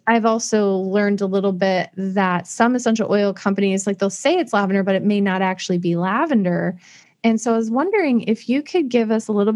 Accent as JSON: {"language": "English", "region": "Iowa", "country": "United States", "also_born_or_lived": "Arizona", "moved": "as an adult", "said": "I came from Iowa. And so, you know, we don't get exposed to as many things as if you were in a giant city, little cities in Iowa."}